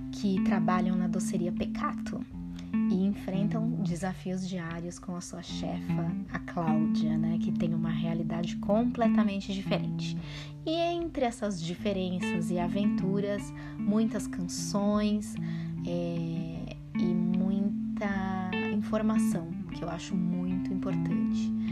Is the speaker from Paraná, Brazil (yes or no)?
no; São Paulo, Brazil; Eu sou da periferia de São Paulo e gente tem uma infância assim com muitos desafios, né, quando a gente cresce na periferia